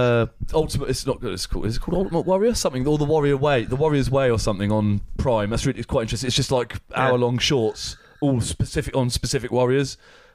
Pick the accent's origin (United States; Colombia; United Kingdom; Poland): United Kingdom; Aylesbury, South East England; we're from Aylesbury.